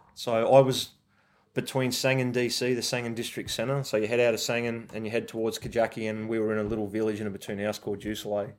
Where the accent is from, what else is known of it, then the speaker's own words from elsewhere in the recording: Forbes, New South Wales, Australia; I grew up in Forbes and country in New South Wales